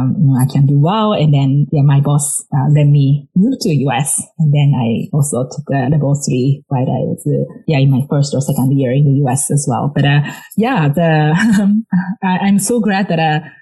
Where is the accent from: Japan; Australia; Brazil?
Japan; moved away as an adult; now in United States; growing up in Japan